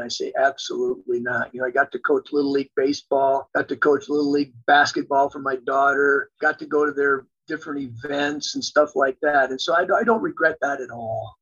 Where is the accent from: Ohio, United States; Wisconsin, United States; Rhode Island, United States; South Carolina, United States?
Wisconsin, United States; New Berlin; born or raised there; moved away as an adult; also born or lived in eastern South Dakota; now in South Dakota, United States